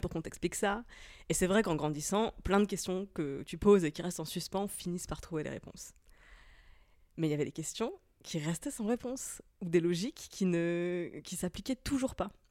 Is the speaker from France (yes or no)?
yes; Moselle, Grand Est, France; J'ai grandi dans un tout petit village de la campagne de Moselle